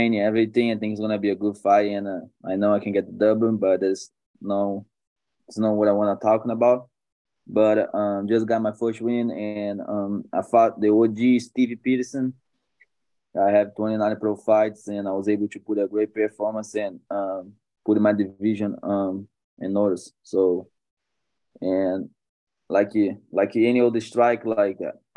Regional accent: Brazil; moved away as an adult; now in United States; I'm from Brazil. Been here in America for 4 years, 4.5 years

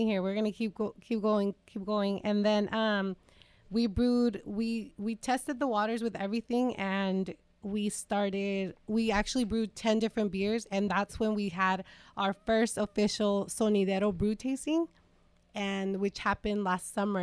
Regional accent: Salinas, California, United States; both of us born and raised in East Salinas

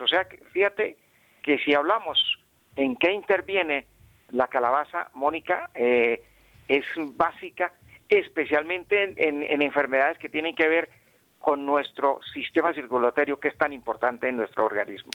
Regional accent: Bucaramanga, Santander, Colombia; donde yo nací en Bucaramanga

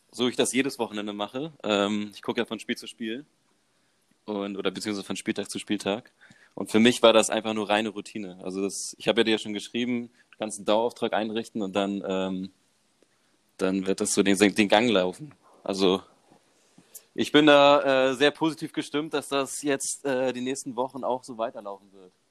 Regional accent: Elmshorn, Schleswig-Holstein, Germany; Von, von der Weltmetropole Emshorn.

